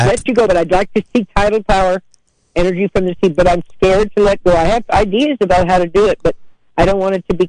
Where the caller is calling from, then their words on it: Caspar, California, United States; I'm from Casper, and I don't want you to mess with this abalone or the seaweed or the seals and the sea lions